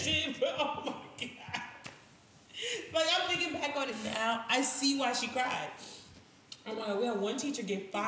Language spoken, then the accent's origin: English; New York City, New York, United States; I grew up in Brooklyn